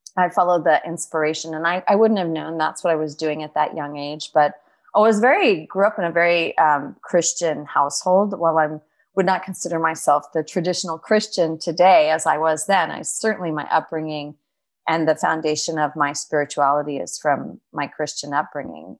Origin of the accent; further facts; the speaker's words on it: Beaverton, Oregon, United States; I grew up in Oregon, so, in Beaverton, Oregon